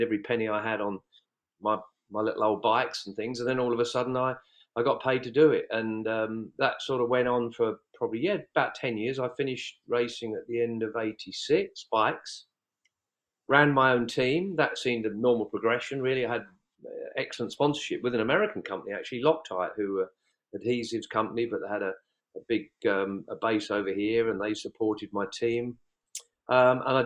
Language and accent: English; west of Cambridge, East of England, United Kingdom; also born or lived in Isle of Man; about 8 miles from west of Cambridge is where I was born and bred, lived here most of my life, spent 10 years living in the Isle of Man, but then back to home grounds.